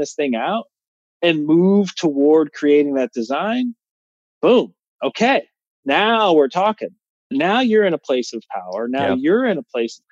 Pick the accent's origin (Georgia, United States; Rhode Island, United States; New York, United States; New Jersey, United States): New Jersey, United States; I'm a kid from New Jersey, and I say this as a kid from New Jersey because my dad lived in Las Vegas